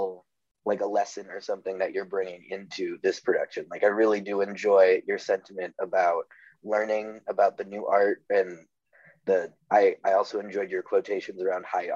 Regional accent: a northern suburb of Chicago, Illinois, United States; moved away; I'm technically from a northern suburb.

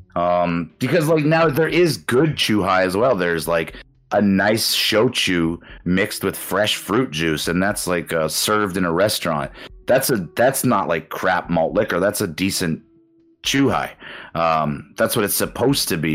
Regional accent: Canada; moved away as an adult; also born or lived in Osaka, Japan; now in Japan; my hometown in Canada

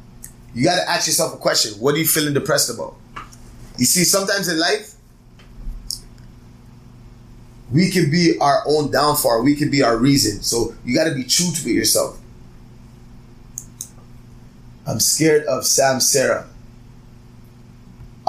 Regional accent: Toronto, Ontario, Canada; I'm from Toronto.

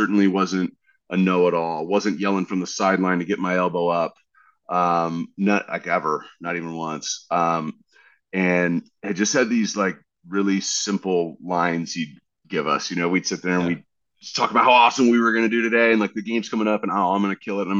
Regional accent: Dana Point, California, United States; also born or lived in Westlake Village, California / Fresno, California / Colorado; I was born in Westlake Village. I lived in Fresno for a little bit. I lived in Colorado for a little bit, but really I grew up starting in third grade in South Orange County, California, in Dana Point.

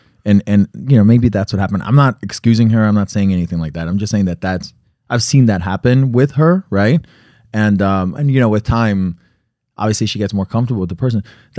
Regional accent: Colombia; now in United States; I speak Spanish and I speak English, yeah. Right? I represent both Latin America. I represent my home country, yeah. Right? And your kid's Nicaragua, yeah. Mine is Colombia.

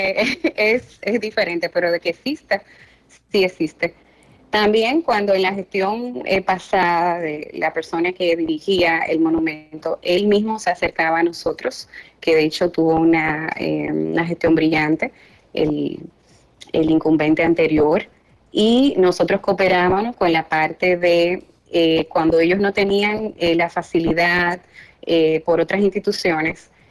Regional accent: Dominican Republic

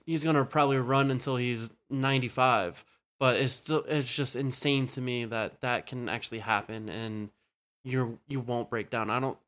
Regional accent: Southern Maryland, United States; I grew up in Southern Maryland

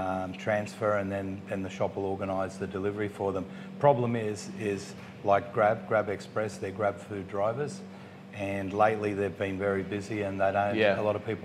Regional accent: Australia; also born or lived in Uruguay; now in Pattaya, Thailand; I grew up in Australia. I'm a mix of... I was born in Uruguay, Italy. I've got Italian in me

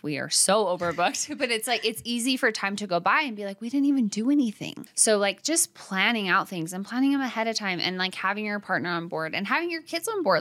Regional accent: Arizona, United States; moved away; also born or lived in Utah; I grew up in Arizona, but with a religious background, and then moving to Utah

